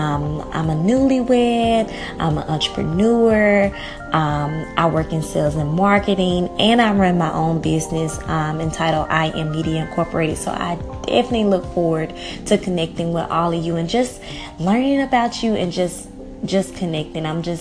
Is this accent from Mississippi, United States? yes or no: yes; Mississippi, United States; It is about almost 1:30 where I'm at. I'm from Mississippi.